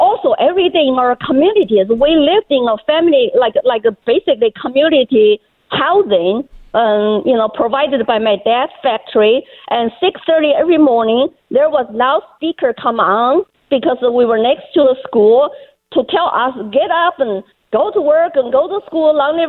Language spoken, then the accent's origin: English; China; Under Mao, I was born in China and went through his 10 years social, political chaos and indoctrination. And when he died, I was only 12 years old.